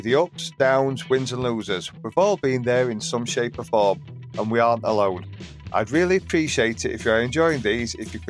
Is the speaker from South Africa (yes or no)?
no; England, United Kingdom